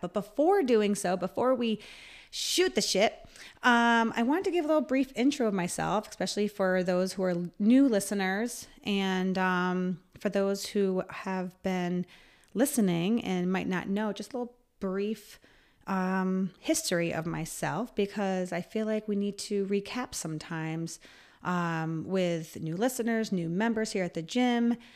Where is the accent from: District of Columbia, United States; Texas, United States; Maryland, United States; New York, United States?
New York, United States; Voorheesville; I am actually from Voorheesville, which is right sou-, right outside of Albany. So I really say I'm an Albany native.